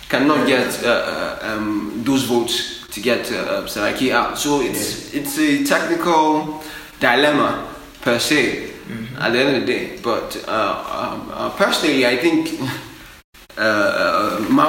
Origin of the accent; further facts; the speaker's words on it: Nigeria; as a Nigerian